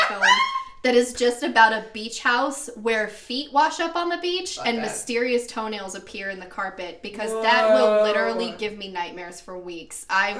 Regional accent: the South, United States; I'm from the South.

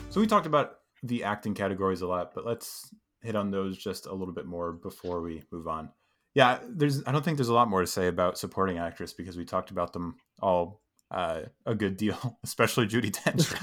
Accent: New York, United States; I'm from New York also

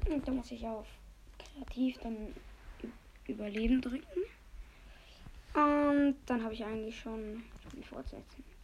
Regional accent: Switzerland; Und wir kommen beide aus der Schweiz und ich bin voll schlecht in Deutsch. Denn wir sind beide Schweizer.

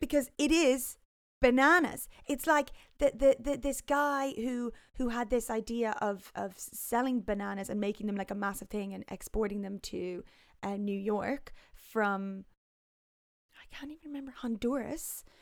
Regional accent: Ireland; moved away; also born or lived in London; growing up in Ireland

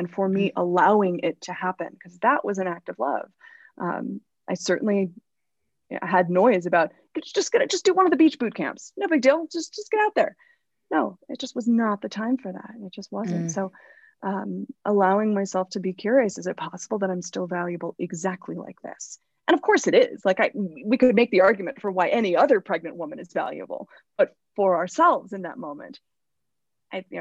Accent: Los Angeles, California, United States; growing up in Hollywood and again, still living in LA years later

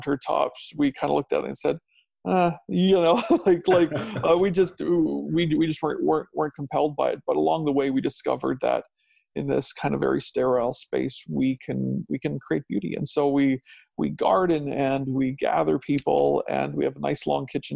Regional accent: Alberta, Canada; also born or lived in Saskatchewan / Strathmore, Alberta / Langdon, Alberta; now in Chestermere, Canada; I was born in Saskatchewan and spent my young childhood there, and then we moved to Alberta. And so I lived in Strathmore, a town east of Calgary

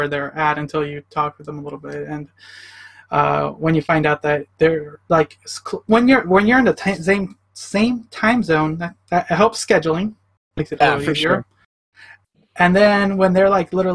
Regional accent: Chicago, Illinois, United States; also born or lived in Oregon; now in Portland, United States; I'm from Chicago originally, so I kind of, like, lived in that... kind of ghetto city kind of life.

